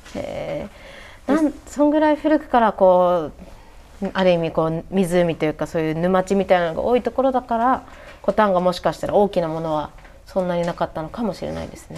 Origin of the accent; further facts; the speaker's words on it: Biratori, Hokkaido, Japan; 私はビラ取りで生まれ育ってて